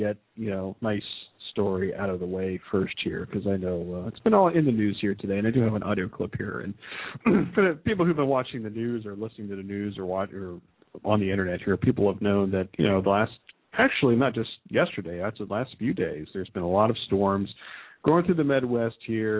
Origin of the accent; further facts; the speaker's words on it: Philippines; because, you know, of course I'm Filipino and. You know, and you love the Filipino people there